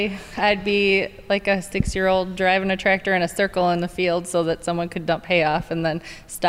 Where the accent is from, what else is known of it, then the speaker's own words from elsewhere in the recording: Endeavor, Wisconsin, United States; I'm from Endeavor, Wisconsin.